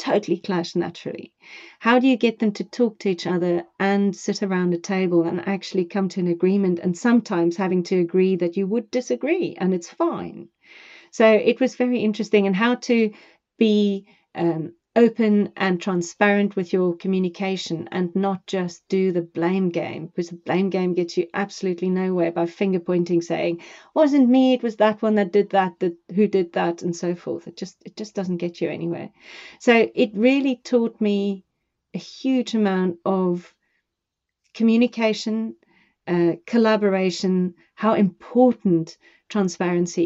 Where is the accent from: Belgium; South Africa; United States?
South Africa; now in United Kingdom; I come from South Africa